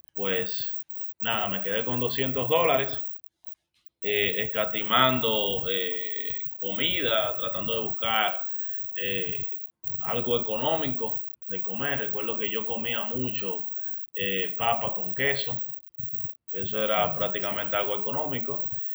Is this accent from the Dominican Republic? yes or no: yes; Dominican Republic; nosotros los dominicanos